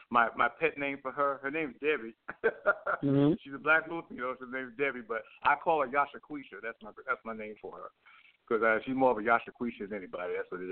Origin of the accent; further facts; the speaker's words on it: New York, United States; I'm from Suffolk County. I'm from Suffolk County, Long Island, New York. Okay? I was raised 4 years old.